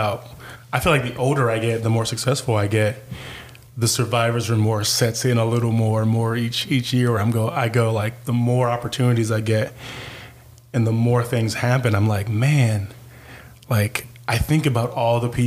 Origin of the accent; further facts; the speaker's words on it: Compton, California, United States; moved away; I was on the south side of Compton, so I was right by Compton College